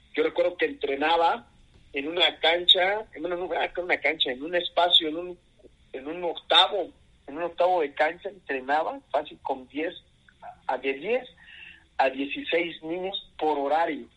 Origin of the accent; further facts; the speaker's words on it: Mexico City, Mexico; also born or lived in Querétaro; soy de la Ciudad de México, eh, ya por mucho tiempo aquí viviendo